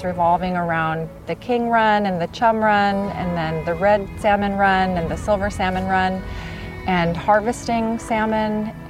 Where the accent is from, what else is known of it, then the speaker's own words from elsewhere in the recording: Bethel, Alaska, United States; I'm from Bethel. It's along the Kuskokwim River.